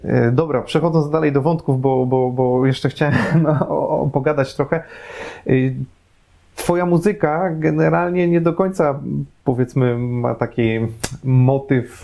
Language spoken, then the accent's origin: Polish; Łódź Voivodeship, Poland; pochodzę z Podłodzi, więc ja pamiętam Łódź